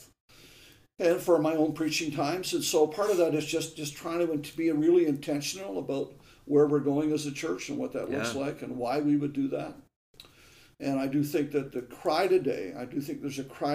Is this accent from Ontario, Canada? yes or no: yes; Lanark, Ontario, Canada; also born or lived in Perth, Ontario; I was born in Perth, Ontario, and raised in Lanark, Ontario, a little village.